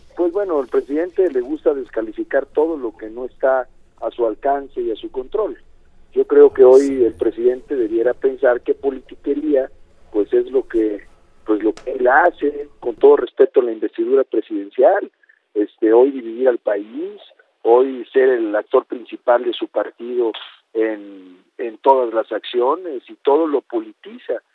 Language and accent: Spanish; Guerrero, Mexico; como buenos guerrerenses